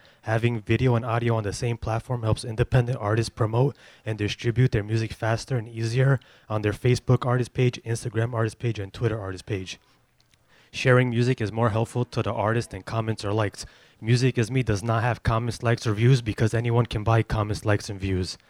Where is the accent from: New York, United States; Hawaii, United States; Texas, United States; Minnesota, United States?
New York, United States; I'm from New York